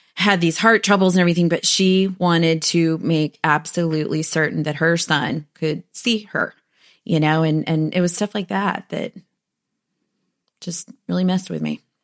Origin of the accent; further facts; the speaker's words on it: United States; also born or lived in Huntsville, Texas; I'm American